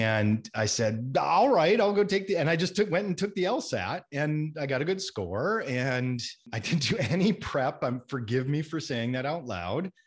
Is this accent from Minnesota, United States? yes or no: yes; Minnesota, United States; growing up in Minnesota was a wonderful place to grow up